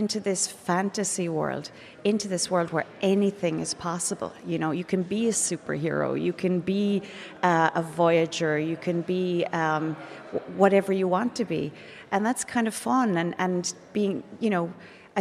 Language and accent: English; East Galway, Connacht, Ireland; that's where I grew up in East Galway